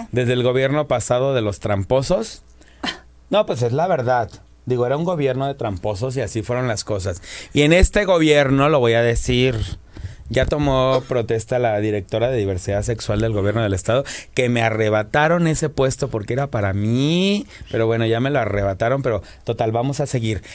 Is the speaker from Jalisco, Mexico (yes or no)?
no; Morelos, Mexico; El estado de Morelos, de donde yo vengo